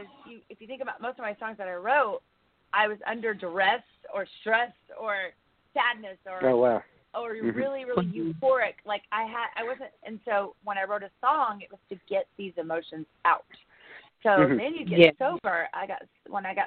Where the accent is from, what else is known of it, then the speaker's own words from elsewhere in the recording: Oklahoma, United States; moved away as an adult; also born or lived in Texas / California / Los Angeles; I came from Oklahoma